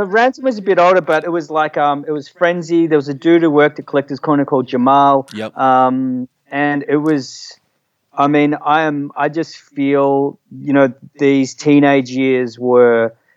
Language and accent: English; Frankston, Victoria, Australia; also born or lived in Caulfield; I grew up in Frankston